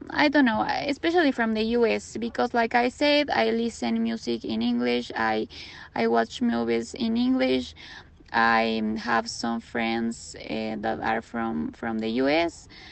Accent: Quito, Pichincha, Ecuador; I am from Quito, Ecuador.

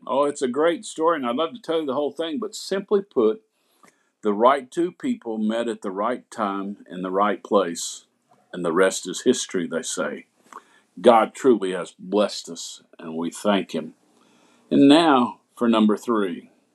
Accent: Asheville, North Carolina, United States; now in Summerville, United States; I was born in Asheville, North Carolina. I grew up in Asheville Nazarene Church

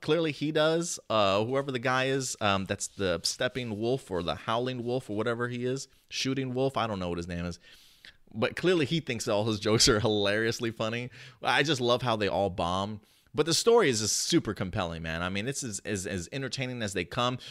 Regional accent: United States; moved away as an adult; also born or lived in New Jersey; now in Texas, United States; I grew up in New York and New Jersey.

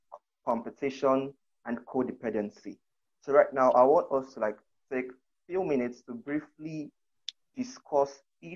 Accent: Akwa Ibom, Nigeria; where I come from, I'm from Akwa Ibom State in Nigeria.

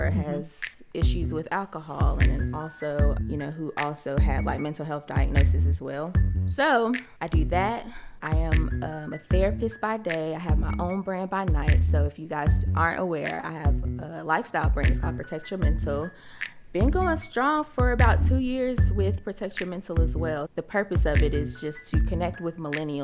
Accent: Charlotte, North Carolina, United States; moved away as an adult; also born or lived in Durham, North Carolina; now in Atlanta, United States; did a lot of growing up in Charlotte

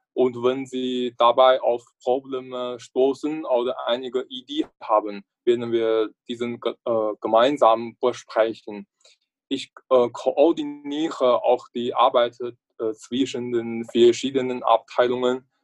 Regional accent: northern China, China; German is a second language; moved away as an adult; now in Braunschweig, Germany; komme aus China. Meine Heimatstadt liegt im Norden Chinas

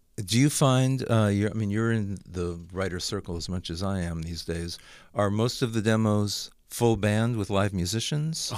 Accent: Los Angeles, California, United States; moved away as an adult; also born or lived in Santa Monica; now in Nashville, United States; I grew up, grew up in the valley

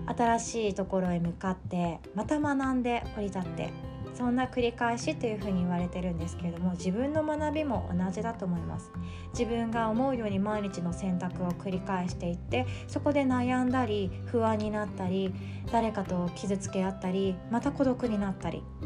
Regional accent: Shikoku, Japan; also born or lived in Kanagawa; now in Osaka, Japan; 私の実家の四国

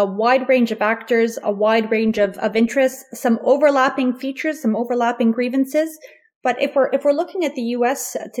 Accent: Canada; as a Canadian, we know that I know personally that what happens in the U.S. generally tends to reverberate well beyond the U.S., including places like Canada and Europe.

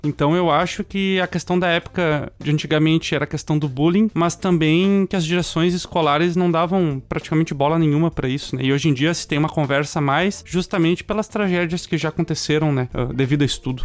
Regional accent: Canoas, Rio Grande do Sul, Brazil; Canoas, que é da cidade onde eu nasci

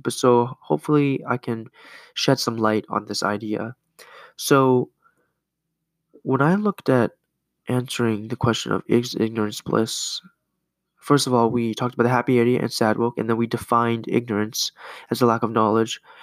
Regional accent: Canada; now in United States; I grew up in Canada

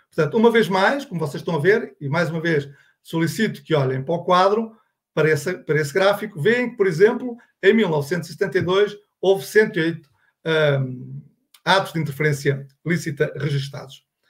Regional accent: Portugal; accent: Portuguese; pelo meu sotaque, sou português, de Portugal

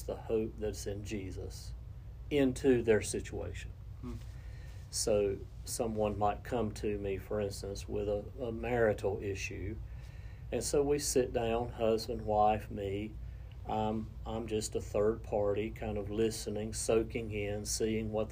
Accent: Cleveland County, North Carolina, United States; I grew up in the Crest District attendance zone. Graduated from Crest High School

